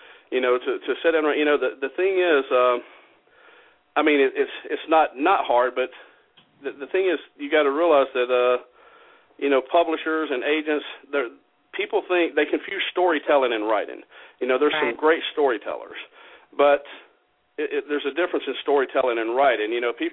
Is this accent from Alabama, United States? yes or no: yes; Alabama, United States; now in Milwaukee, United States; And I'm from Alabama. I live in Milwaukee, but I grew up in Alabama